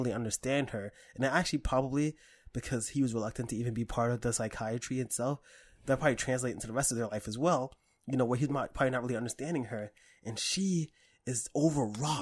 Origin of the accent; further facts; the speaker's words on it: New York City, New York, United States; I grew up in Harlem and in the Bronx